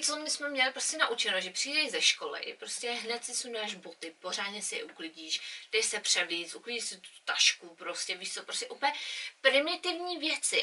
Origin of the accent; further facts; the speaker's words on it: Czechia; now in England; my jako Češi